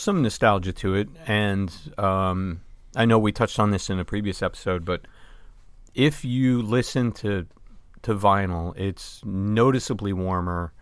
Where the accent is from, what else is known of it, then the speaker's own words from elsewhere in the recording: Vermont, United States; growing up in Vermont, we were very close to Canada.